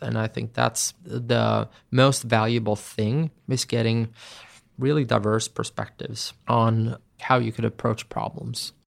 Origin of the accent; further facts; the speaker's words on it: Sweden; my home country